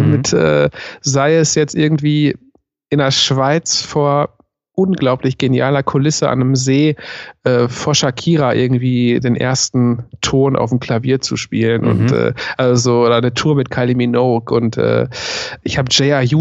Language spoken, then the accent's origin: German; Ruhr area, North Rhine-Westphalia, Germany; biografisch lebe ich mein ganzes Leben lang im Ruhrpott